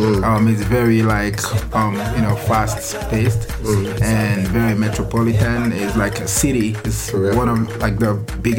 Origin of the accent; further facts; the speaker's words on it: Lagos, Nigeria; moved away; So I'm from Nigeria, West Africa.